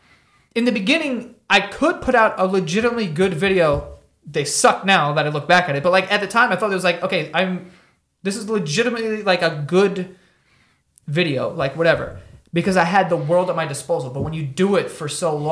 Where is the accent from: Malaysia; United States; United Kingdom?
United States; New York City, New York; I grew up in Queens, it's the most diverse place in the world